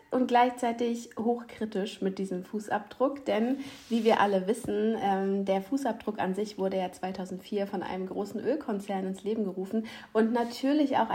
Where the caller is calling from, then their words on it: Ratzeburg, Schleswig-Holstein, Germany; Ich bin aus Ratzeburg bei euch. Heute mal leider nicht live in Person, aber das holen wir nach.